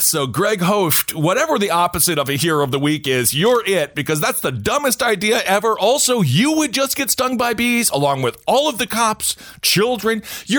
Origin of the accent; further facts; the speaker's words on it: Wisconsin, United States; going back to my home state of Wisconsin, there was a dude